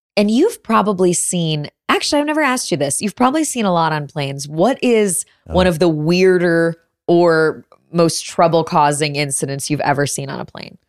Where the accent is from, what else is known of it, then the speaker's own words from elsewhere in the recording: Chicago, Illinois, United States; now in Austin, United States; I grew up in Chicago